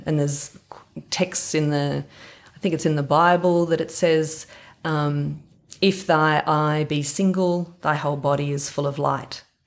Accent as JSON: {"language": "English", "town": "Warren", "region": "New South Wales", "country": "Australia", "tie": "born or raised there", "said": "I grew up in Warren, or out of Warren, about twenty miles towards Gilgandra"}